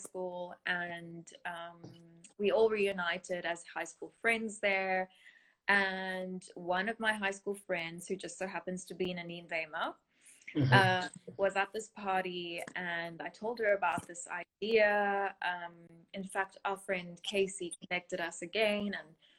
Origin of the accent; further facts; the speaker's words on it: Somerset West, Western Cape, South Africa; moved away as an adult; also born or lived in Rondebosch, Cape Town; now in Cape Town, South Africa; I come from Somerset West in Cape Town, a small town